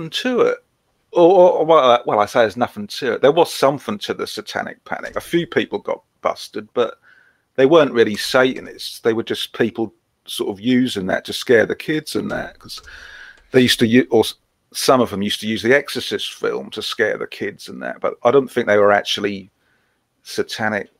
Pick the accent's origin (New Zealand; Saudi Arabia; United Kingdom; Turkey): United Kingdom; Norfolk, East of England; I am from Norfolk